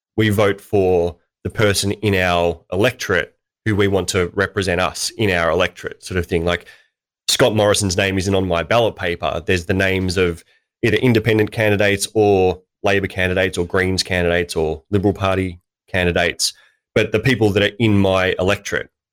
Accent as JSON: {"language": "English", "country": "Australia"}